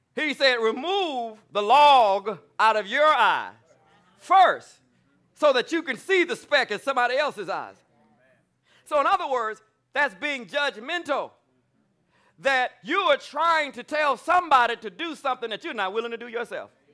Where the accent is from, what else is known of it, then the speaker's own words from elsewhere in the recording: Alabama, United States; I'm from Alabama. I'm a good old country boy